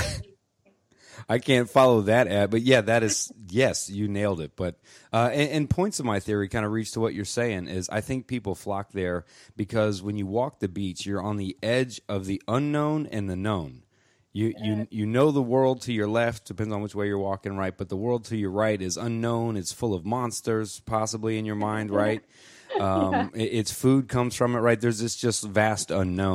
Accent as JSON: {"language": "English", "region": "Florida", "country": "United States", "tie": "born or raised there", "said": "I'm born and raised Floridian."}